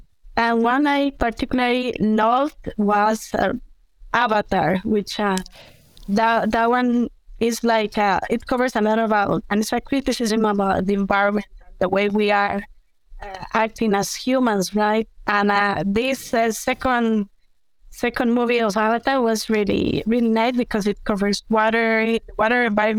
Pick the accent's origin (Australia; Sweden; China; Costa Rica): Costa Rica; also born or lived in United Kingdom; Sure. Well, I am from Costa Rica. I'm an environmental engineer.